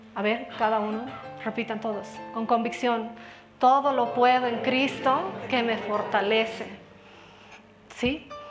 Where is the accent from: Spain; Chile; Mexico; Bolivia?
Bolivia